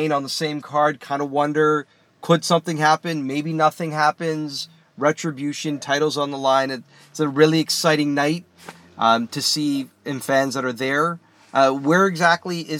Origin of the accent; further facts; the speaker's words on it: Canada; I'm Canadian